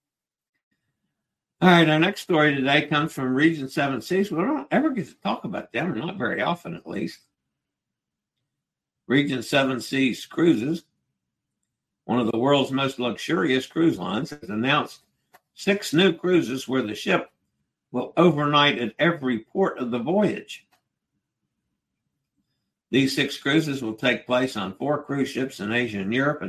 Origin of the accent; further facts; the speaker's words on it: Virginia, United States; I'm from Virginia, and I'm in Nassau in the Bahamas